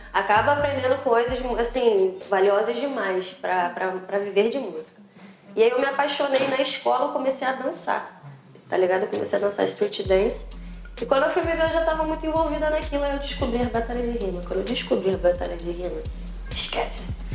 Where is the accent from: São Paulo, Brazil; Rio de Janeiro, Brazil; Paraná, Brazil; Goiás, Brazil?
Rio de Janeiro, Brazil; Niterói; Eu nasci em Niterói